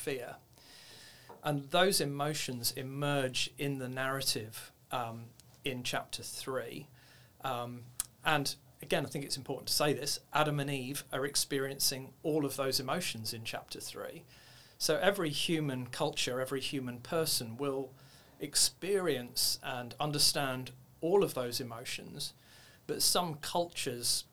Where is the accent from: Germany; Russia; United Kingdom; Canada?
United Kingdom; moved away as an adult; also born or lived in Nairobi, Kenya; now in Australia; My background originally, you can hear from my accent, from the UK